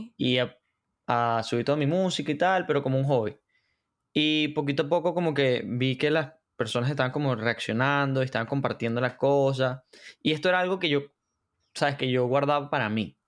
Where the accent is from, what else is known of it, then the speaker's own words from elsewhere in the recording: Valencia, Carabobo, Venezuela; also born or lived in San Diego, Carabobo; soy de Venezuela, de, de Valencia, eh, estado Carabobo. Eh, vivía, viví en Valencia y luego me mudé a San Diego, que es como que otro municipio por allá.